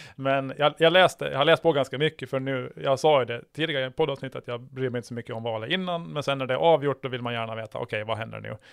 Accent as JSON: {"language": "Swedish", "country": "Åland Islands", "tie": "born or raised there", "said": "jag är född här"}